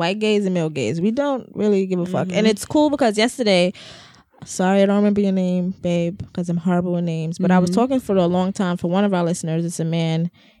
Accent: New York City, New York, United States; I told him I was from River Park Towers.

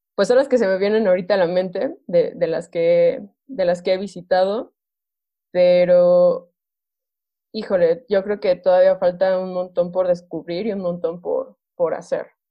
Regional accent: Tulancingo, Hidalgo, Mexico; yo soy originaria de, de Tulancingo Hidalgo, con mucho orgullo siempre lo, lo presumo

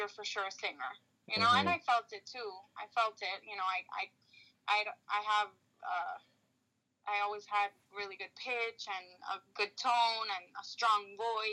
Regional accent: Miami, Florida, United States; I am a Cuban-American singer-songwriter born and raised in Miami, Florida

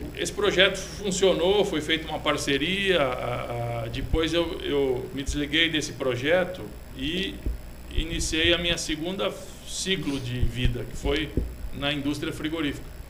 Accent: São Paulo, Brazil; moved away as an adult; now in Botucatu, Brazil; sou de São Paulo, capital

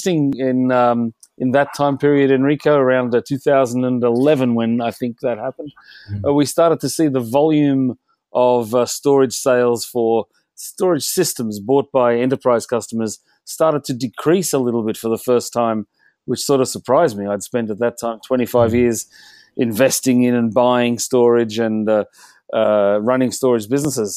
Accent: Australia; accent: Australian; moved away as an adult; also born or lived in London; now in Europe; My accent is Australian, but I've lived here in Europe for nearly 30 years

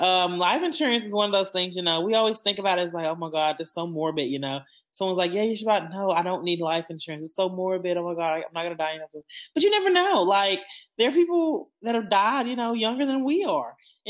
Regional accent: Arkansas, United States; We're some good old Arkansans.

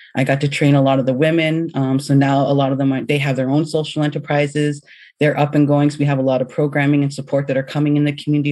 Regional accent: London, Ontario, Canada; I grew up in London, Ontario

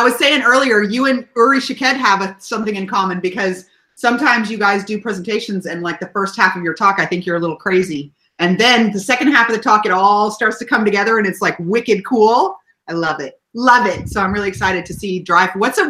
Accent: Texas, United States; I'm from Texas.

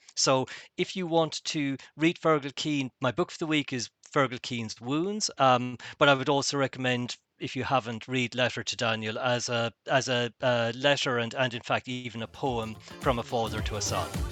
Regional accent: Ireland; being typically Irish

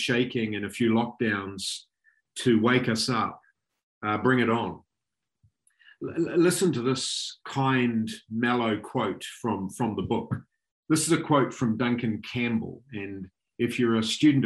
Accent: Auckland, New Zealand; moved away as an adult; now in Tauranga, New Zealand; I grew up in Auckland, so I'm very fond of Auckland.

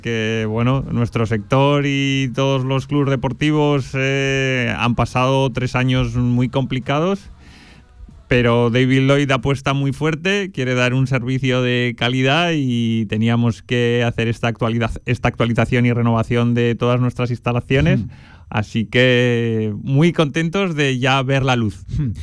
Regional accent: Huesca, Aragon, Spain; now in Zaragoza, Spain; soy oscense, soy de Huesca

